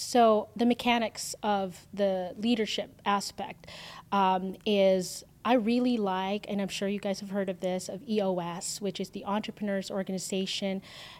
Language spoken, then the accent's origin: English; Canada; now in United States; the freedom that we have here in the U.S., I fought for that, and I'm Canadian